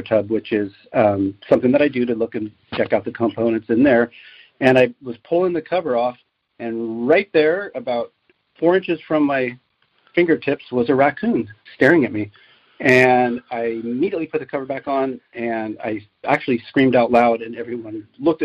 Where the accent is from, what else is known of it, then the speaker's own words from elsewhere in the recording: Aptos, California, United States; I grew up in Santa Cruz County, specifically in Aptos.